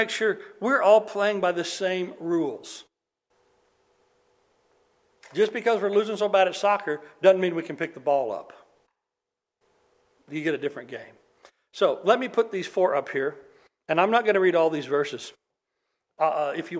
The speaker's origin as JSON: {"language": "English", "country": "United States", "said": "as Americans"}